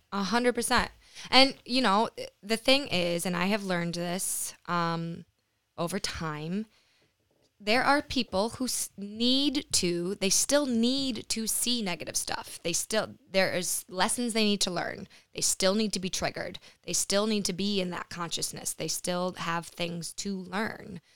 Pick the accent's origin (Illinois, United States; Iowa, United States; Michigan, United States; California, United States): Michigan, United States; Lansing; moved away; also born or lived in New York / Costa Rica; I moved back to Michigan, back to Lansing. I'm from Lansing